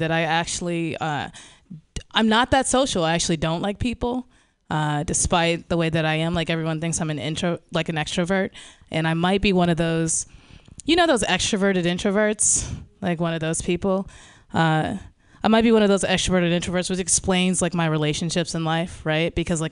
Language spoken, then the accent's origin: English; St. Louis, Missouri, United States; I grew up in North St. Louis, in a predominantly black suburb that we affectionately called the Hood.